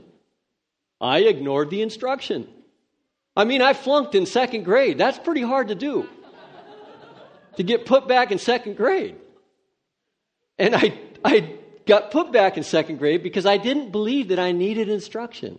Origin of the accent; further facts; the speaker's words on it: Redding, California, United States; I grew up in Redding, California